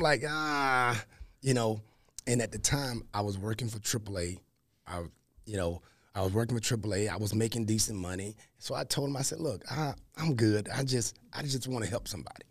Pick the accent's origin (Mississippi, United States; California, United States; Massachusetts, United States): Mississippi, United States; Columbus; accent: Southern; moved away as an adult; as you can hear in my voice, you're gonna hear the Southernness, right? Born and raised in Columbus, Mississippi